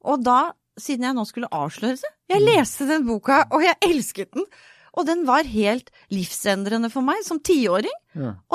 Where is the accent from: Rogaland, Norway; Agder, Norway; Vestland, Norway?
Vestland, Norway; Bergen; Så jeg flyttet eh, rundt. Og jeg har vokst opp i Bergen. Og møtte veldig fort ganske mange negative holdninger til det å være østlending i Bergen.